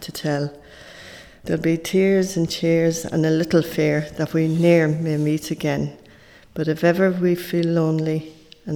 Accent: Athlone, Westmeath, Ireland; also born or lived in Clonown; because we lived in town, in a pub in town, we were brought up there.

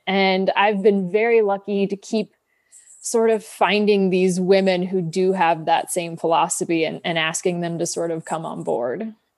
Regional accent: Kansas City, United States; I grew up in Kansas City, so very Midwestern upbringing

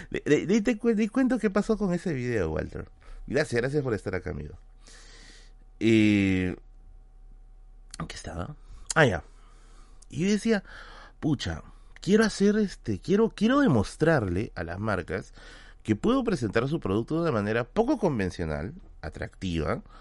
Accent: Venezuela; ¿cómo hasta que somos los venezolanos se viene el, el, el, acento, no?

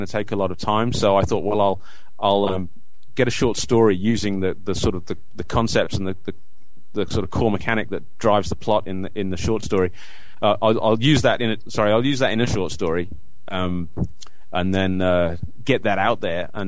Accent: Orton, North West England, United Kingdom; moved away as an adult; now in Melbourne, Australia; Now I grew up in Orton, which is a little village in Lancashire. But for the past 10 years, I've been living in Melbourne in Australia

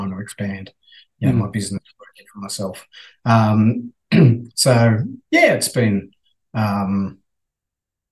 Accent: Australia; accent: Aussie; also born or lived in Dublin, Ireland; my Aussie accent actually got worse while I was over there

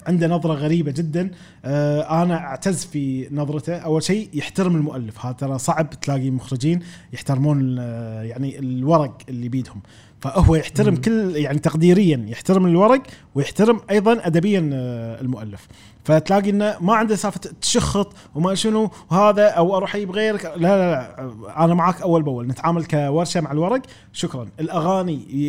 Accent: Kuwait; وديرتي رافضتني

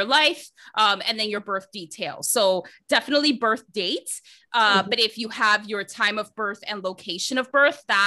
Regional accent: New Jersey, United States; moved away as an adult; also born or lived in Toronto, Canada; now in Vancouver, Canada; I'm a Jersey girl, just like you. I'm originally from New Jersey

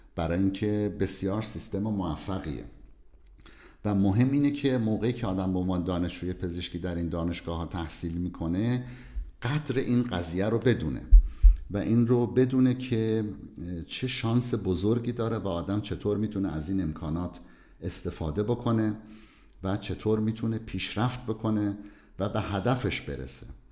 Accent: southern Iran, Iran; moved away as an adult; also born or lived in Tehran, Iran; now in Leipzig, Germany; من در جنوب ایران بزرگ شدم و بعد از قبولی در کنکور اومدم تهران

